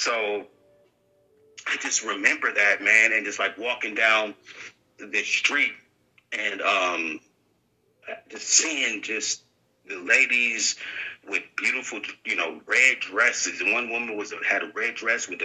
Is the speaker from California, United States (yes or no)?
yes; California, United States; I'm from California. I'm from Eagle, California